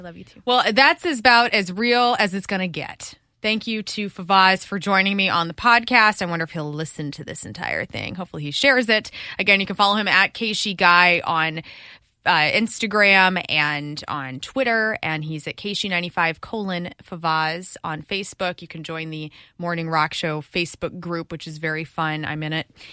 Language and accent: English; Columbia, Illinois, United States; now in Missouri, United States; I'm from Illinois